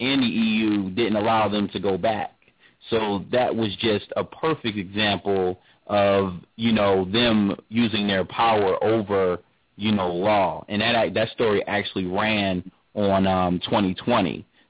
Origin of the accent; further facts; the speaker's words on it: Philadelphia, Pennsylvania, United States; now in Seattle, United States; Yeah, I'm out here in Seattle, but I'm from Philly, though, so it's all love. I grew up in Germantown on Morton Street.